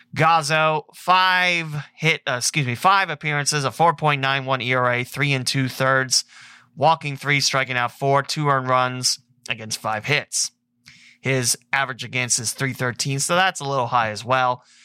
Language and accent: English; Lewisburg, Ohio, United States; my hometown in Lewisburg